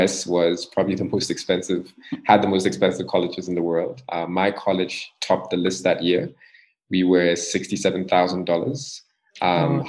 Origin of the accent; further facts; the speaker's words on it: Ghana; I'm from Ghana. So I'm born to a Ghanaian couple.